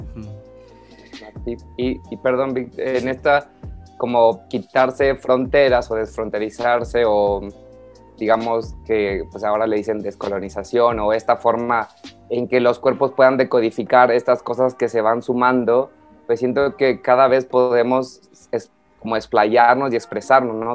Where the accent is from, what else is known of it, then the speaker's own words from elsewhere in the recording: Mexico; soy un acróbate mexicano